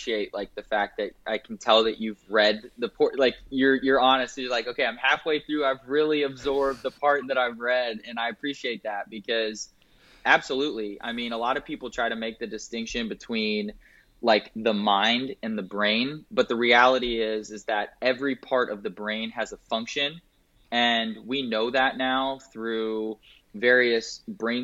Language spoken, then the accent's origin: English; Indianapolis, Indiana, United States; moved away as an adult; now in Raleigh, United States; I grew up in Indianapolis, Indiana, had a great childhood